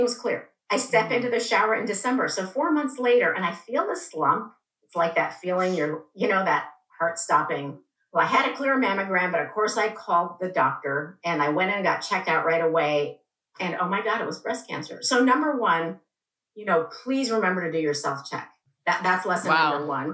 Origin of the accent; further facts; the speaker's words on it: Iran; moved away; also born or lived in England; I was born in England, but I grew up in Iran. My parents are both Iranian